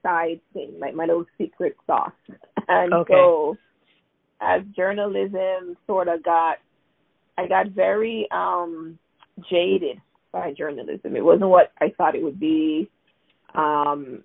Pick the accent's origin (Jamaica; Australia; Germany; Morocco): Jamaica; Kingston; moved away as an adult; now in United States; So I grew up in Jamaica. I left Jamaica when I was 18.